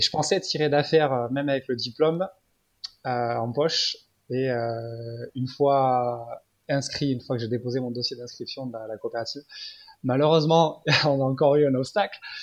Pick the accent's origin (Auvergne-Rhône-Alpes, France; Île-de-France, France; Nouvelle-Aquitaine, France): Nouvelle-Aquitaine, France; Biarritz; moved away; also born or lived in Paris; je suis de Biarritz